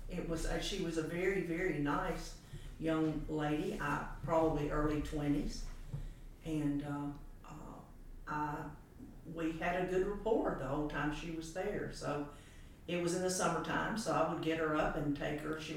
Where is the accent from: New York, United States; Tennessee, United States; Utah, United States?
Tennessee, United States; Memphis; also born or lived in Chattanooga, Tennessee; uh, uh, I was born in Chattanooga but raised in Memphis